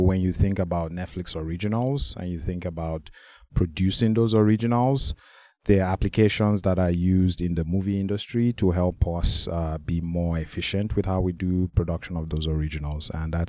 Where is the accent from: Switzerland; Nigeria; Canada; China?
Nigeria; I'm from Nigeria.